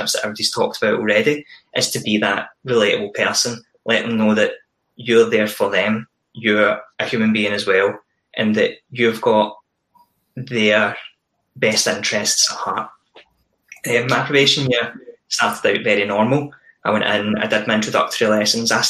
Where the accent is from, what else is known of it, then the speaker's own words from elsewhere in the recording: East Ayrshire, Scotland, United Kingdom; I grew up in East Ayrshire, went to school there